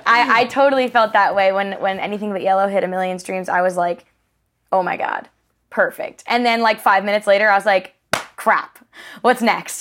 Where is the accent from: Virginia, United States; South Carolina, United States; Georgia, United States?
South Carolina, United States; Charleston; moved away as an adult; now in Nashville, United States; I grew up in Charleston. Uh, been there for all of the rest of my years